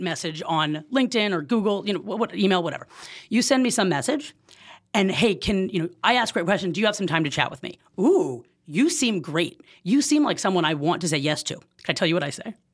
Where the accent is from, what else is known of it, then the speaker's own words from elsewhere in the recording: Oakland, California, United States; moved away as an adult; also born or lived in Jackson, Mississippi / Los Angeles, California; I am born and raised in Oakland, California.